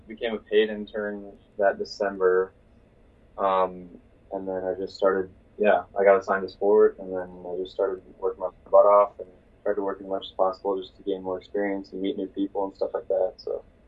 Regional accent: Iowa City, Iowa, United States; I'm from Iowa City originally, and then I decided to go to school here at Iowa.

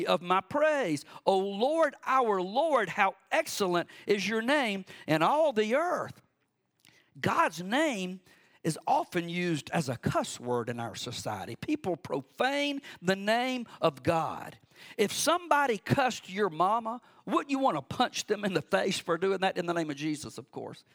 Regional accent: Cordele, Georgia, United States; moved away; also born or lived in Warner Robins, Georgia; I grew up on Cemetery Road in Cordele, Georgia, way out in the country

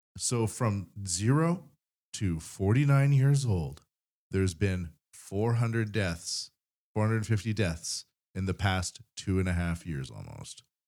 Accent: Vancouver Island, British Columbia, Canada; now in Japan; I come from Vancouver Island

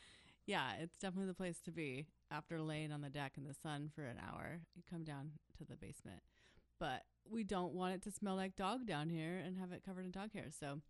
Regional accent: Ashland, Oregon, United States; moved away; I grew up in Ashland in Southern Oregon.

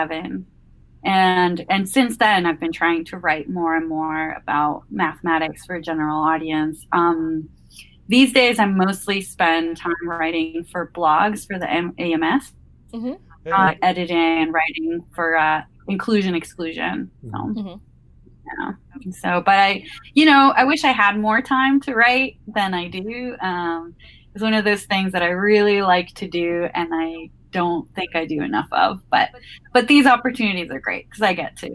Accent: Caracas, Capital District, Venezuela; moved away as an adult; now in Maine, United States; I live in Maine. I'm originally from Caracas, Venezuela, so quite a ways away.

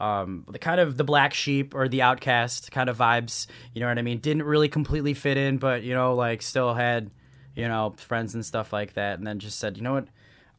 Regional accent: Midwest, United States; You know, growing up in the Midwest, you don't have that ionization from the saltwater.

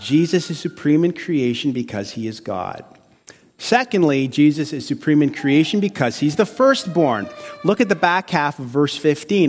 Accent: Windsor, Ontario, Canada; also born or lived in Chicago; I'm a Windsor-right guy, so I'm from Windsor.

